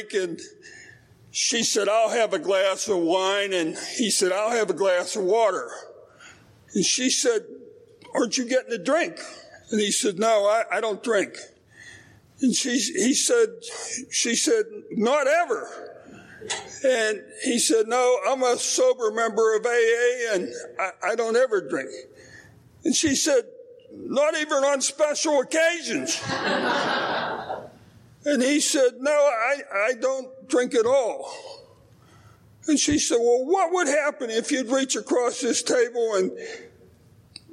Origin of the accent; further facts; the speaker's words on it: Pittsburgh, Pennsylvania, United States; I'm from Pittsburgh, Pennsylvania.